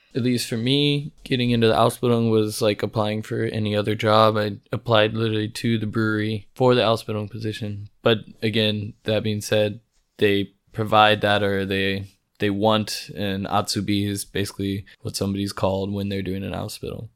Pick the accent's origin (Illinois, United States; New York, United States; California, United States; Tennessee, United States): California, United States; moved away as an adult; now in Freiburg, Germany; I am from California.